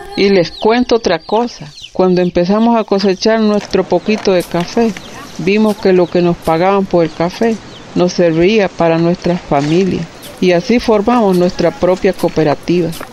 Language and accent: Spanish; Pueblo Nuevo, Estelí, Nicaragua; Soy de la comunidad del Colorado, municipio de Pueblo Nuevo, Estelí, en Nicaragua